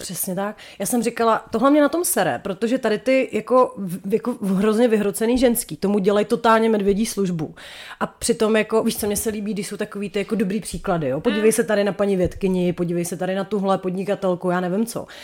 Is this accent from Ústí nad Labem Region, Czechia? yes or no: yes; Chomutov, Ústí nad Labem Region, Czechia; u nás v Chomutově je to přece jenom trošku tradičnější